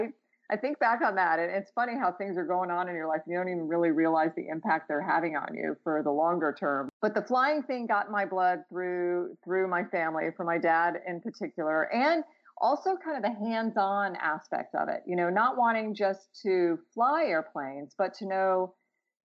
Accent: Clearwater, Florida, United States; also born or lived in Albany, New York; I was born in Albany, but my parents moved to Florida when I was about a year old. So while I can claim it as my place of birth, I really can't claim it as my hometown or where I grew up, but have visited there quite often with my relatives. Where I grew up in Florida, Clearwater, Florida, on the West Coast

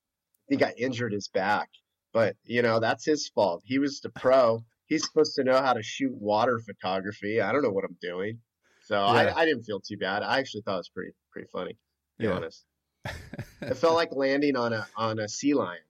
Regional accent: Mission Viejo, California, United States; I grew up in Mission Viejo

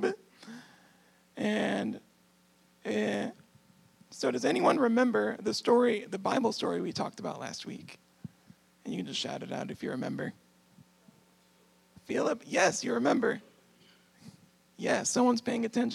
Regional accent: San Antonio, Texas, United States; moved away as an adult; now in Michigan, United States; I'm actually from San Antonio, Texas

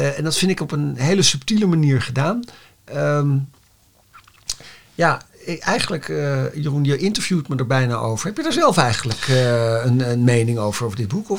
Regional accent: Netherlands; wij als Nederlanders

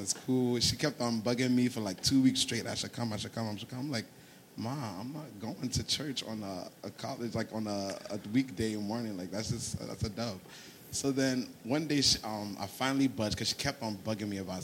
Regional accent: Ghana; moved away; also born or lived in New Jersey; I'm originally from Ghana

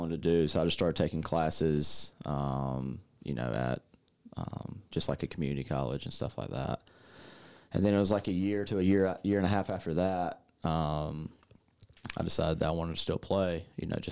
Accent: Greenville-Spartanburg area, South Carolina, United States; moved away as an adult; now in McCook, United States; I'm from South Carolina, born and raised in, like, the Greenville-Spartanburg area, which is, like, the upstate of South Carolina

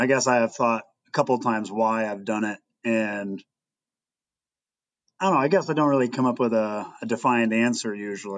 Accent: Princeton, Iowa, United States; I grew up in Princeton, Iowa, a real small town on the Mississippi.

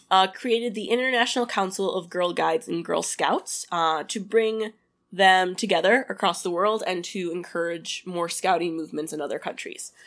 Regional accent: Michigan, United States; I grew up in Michigan, surrounded by water.

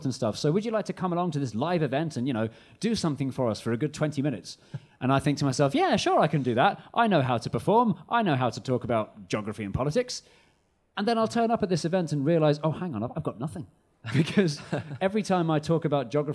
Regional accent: United Kingdom; as a British person

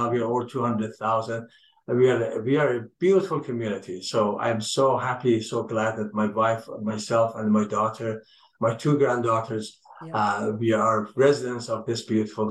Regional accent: Urmia, West Azerbaijan, Iran; now in Richmond Hill, Canada; one of the streets in Richmond Hill was named Urmia. That is the ancient city where I was born in western part of Iran.

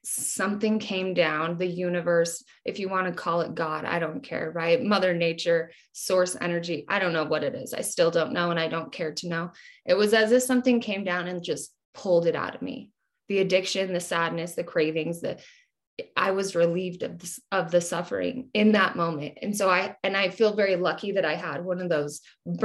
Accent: Utah, United States; I'm from Utah.

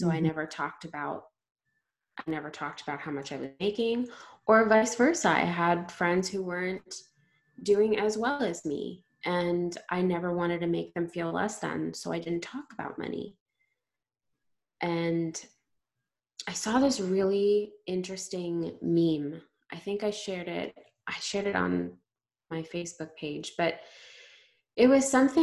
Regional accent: India; I'm Indian

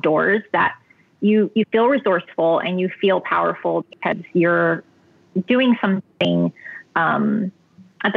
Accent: Texas, United States; Born and raised in Texas

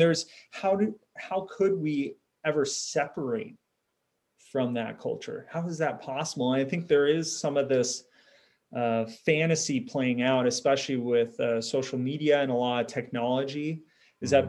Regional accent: Southern California, United States; you and I grew up in Southern California culture

